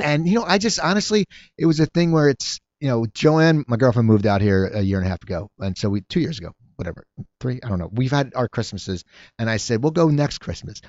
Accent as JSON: {"language": "English", "region": "New Jersey", "country": "United States", "tie": "born or raised there", "moved": "yes", "lives_now": "Los Angeles, United States", "said": "I grew up in, in New Jersey"}